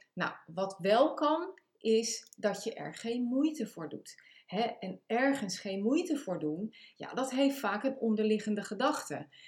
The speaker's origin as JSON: {"language": "Dutch", "town": "The Hague", "region": "South Holland", "country": "Netherlands", "said": "Ik kom uit Den Haag, dat kan je ook aan mijn, eh, eh, mijn accent horen of mijn taalgebruik."}